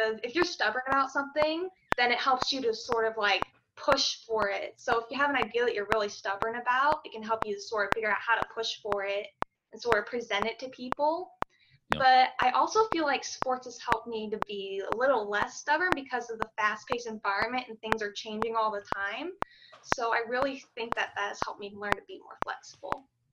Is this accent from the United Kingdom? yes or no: no; Orlando, Florida, United States; also born or lived in Fort Lauderdale; I am a Florida native. I was born in Fort Lauderdale, and then when I was about three or four, we moved to the Central Florida area, and I've been in Orlando ever since